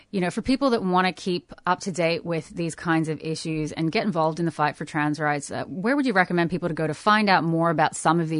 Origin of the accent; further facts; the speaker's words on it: Canada; from the Cree Nation, Canada.